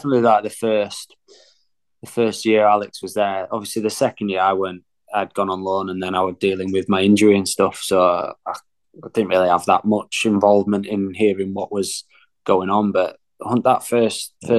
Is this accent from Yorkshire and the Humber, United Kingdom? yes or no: yes; Leeds, Yorkshire and the Humber, United Kingdom; I'm from Leeds, my family are all Leeds fans